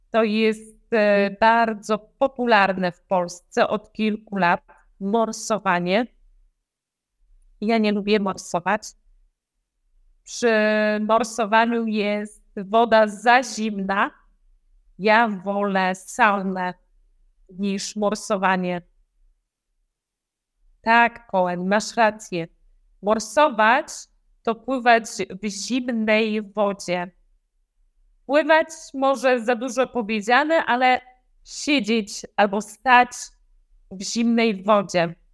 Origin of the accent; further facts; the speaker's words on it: Lębork, Pomeranian Voivodeship, Poland; Ja jestem z Lęborka.